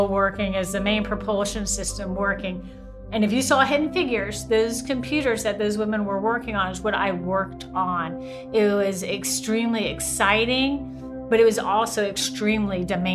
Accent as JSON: {"language": "English", "region": "the South", "country": "United States", "tie": "born or raised there", "said": "I grew up in the South"}